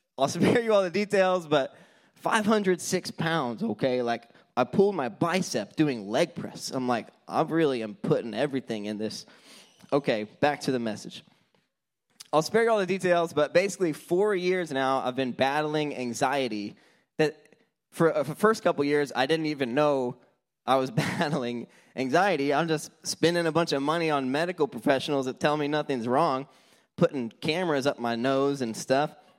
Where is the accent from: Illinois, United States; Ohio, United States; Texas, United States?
Texas, United States; Houston; I'm from Houston